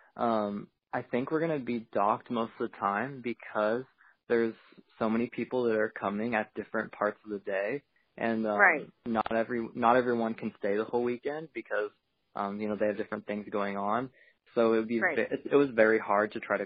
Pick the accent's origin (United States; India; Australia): United States; Portland, Oregon; I'm from Portland, Oregon